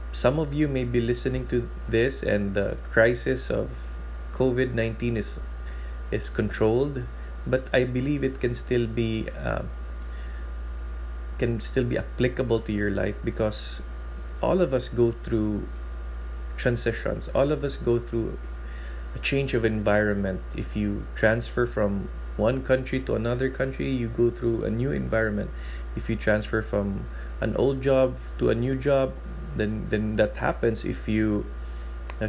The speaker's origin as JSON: {"language": "English", "area": "Cebu", "region": "Central Visayas", "country": "Philippines", "moved": "yes", "lives_now": "Manila, Philippines", "said": "I am originally from Cebu, and when I transferred to Manila, it's like 12 times bigger than where I come from, and I had to adapt even in the way I speak"}